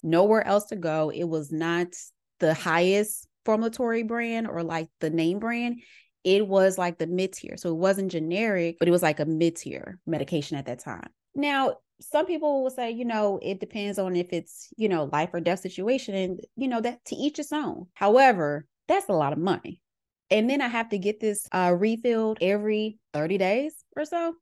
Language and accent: English; Little Rock, Arkansas, United States; moved away as an adult; also born or lived in Atlanta, Georgia; growing up in Little Rock, Arkansas